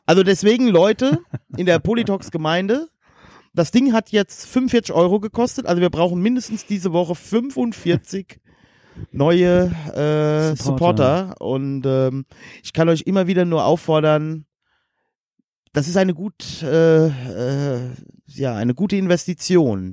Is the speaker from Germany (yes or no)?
yes; Westerwald, Germany; bei uns im Westerwald